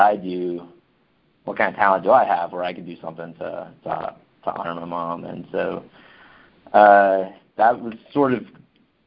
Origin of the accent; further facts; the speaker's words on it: Arkansas, United States; now in New Orleans, United States; I'm from Arkansas